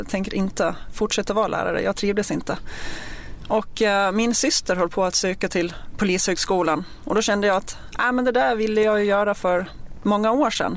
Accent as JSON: {"language": "Swedish", "region": "Gotland", "country": "Sweden", "tie": "born or raised there", "accent": "Gotlandic", "moved": "as an adult", "lives_now": "Stockholm, Sweden", "said": "jag är uppvuxen på Gotland och eh, flyttade upp till Stockholm med anledningen att jag började på POS och det var i augusti 2004"}